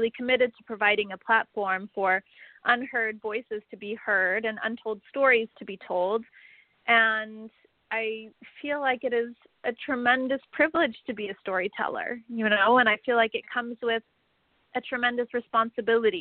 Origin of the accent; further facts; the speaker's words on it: Salt Lake City, Utah, United States; I grew up in Salt Lake City, Utah